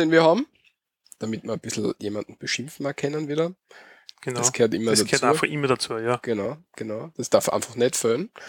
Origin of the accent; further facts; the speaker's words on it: Austria; bei uns in Österreich ist die katholische Religion, wie du schon gesagt hast, auf jeden Fall führend.